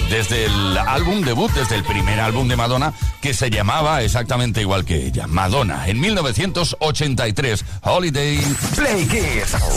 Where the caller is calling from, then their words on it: Mallorca, Balearic Islands, Spain; de Mallorca